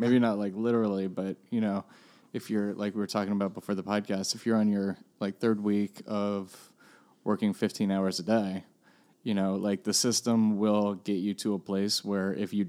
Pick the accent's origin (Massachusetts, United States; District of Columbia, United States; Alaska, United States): District of Columbia, United States; Washington; I'm from Washington, D.C.